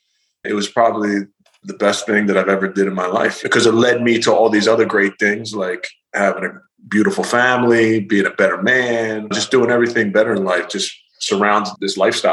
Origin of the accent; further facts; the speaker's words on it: Philadelphia, Pennsylvania, United States; So I grew up in South Philly, but it was a little area called Queens Village.